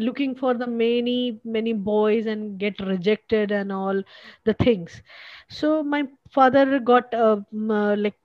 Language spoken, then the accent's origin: English; North India, India; moved away as an adult; also born or lived in London, United Kingdom / Delhi; now in Pune, India; I was from the North India